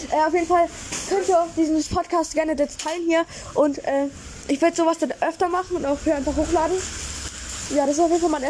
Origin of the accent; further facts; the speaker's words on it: Germany; Wir sind jetzt zwei Kanacken. Nein. Ah, wir sind Deutsche.